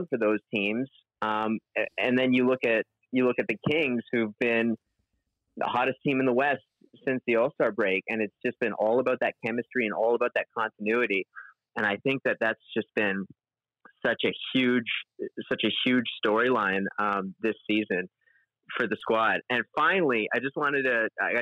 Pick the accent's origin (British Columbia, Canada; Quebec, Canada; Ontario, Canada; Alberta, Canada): British Columbia, Canada; Vancouver; I am from Vancouver, BC.